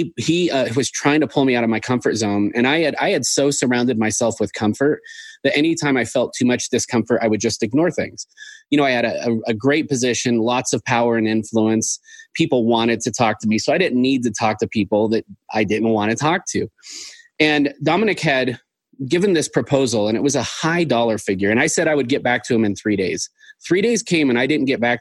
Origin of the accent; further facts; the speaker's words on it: Seattle, Washington, United States; moved away as an adult; also born or lived in Sioux Falls, South Dakota; I grew up in Seattle, the Seattle area, went to college up there and lived there for a while